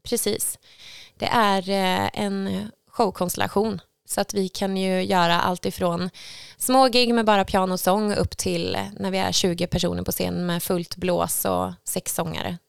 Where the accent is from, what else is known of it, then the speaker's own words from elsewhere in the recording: Skövde, Västra Götaland, Sweden; Jag är uppväxt i Skövde